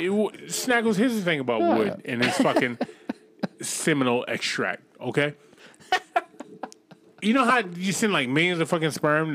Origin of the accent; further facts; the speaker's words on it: Boston, Massachusetts, United States; my hometown of Boston, Massachusetts?